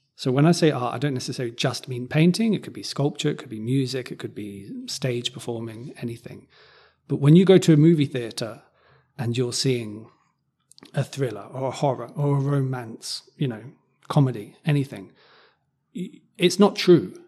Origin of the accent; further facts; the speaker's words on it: Cambridge, East of England, United Kingdom; where I grew up in Cambridge